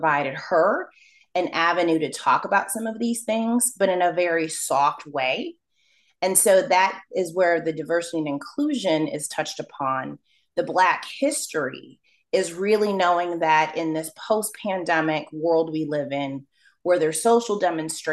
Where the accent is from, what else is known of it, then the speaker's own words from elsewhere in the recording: Rochester, New York, United States; as an African-American growing up in Rochester, New York